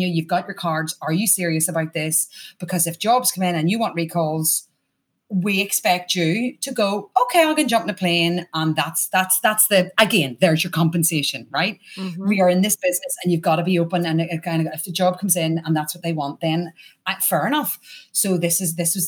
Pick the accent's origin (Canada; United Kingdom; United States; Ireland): Ireland; accent: Irish